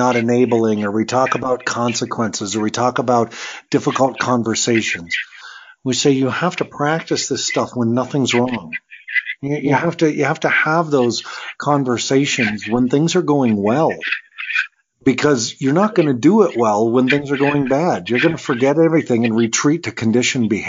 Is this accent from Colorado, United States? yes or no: yes; Colorado, United States; I was raised here in Colorado